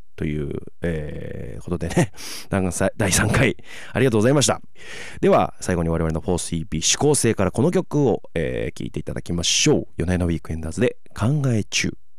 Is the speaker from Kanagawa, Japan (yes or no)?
no; Tamano, Okayama, Japan; moved away; 玉野市の胸上げっていうところにあるんですけれどももうもろ僕の地元ですね